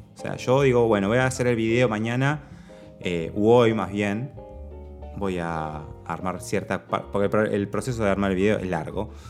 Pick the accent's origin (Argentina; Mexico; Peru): Argentina